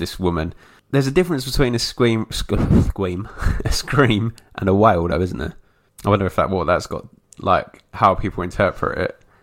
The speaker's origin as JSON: {"language": "English", "region": "England", "country": "United Kingdom", "said": "for me being English"}